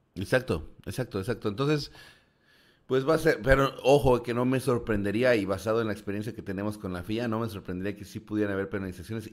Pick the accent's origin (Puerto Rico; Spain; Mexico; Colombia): Mexico